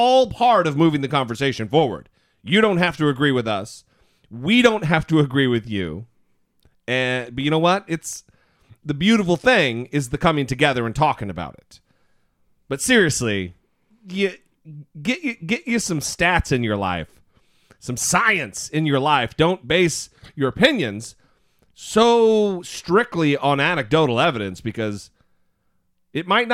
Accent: Idaho, United States; now in Los Angeles, United States; we're both originally from Idaho. We live in the Los Angeles area now, but we are from Idaho

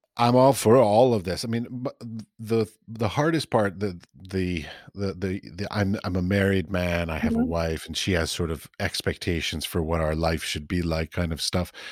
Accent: United States; I'm American

